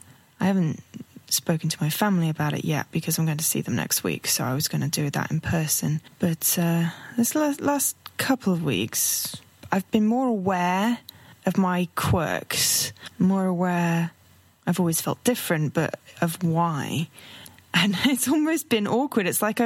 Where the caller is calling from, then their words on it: London, United Kingdom; I'm hailing from London in the UK.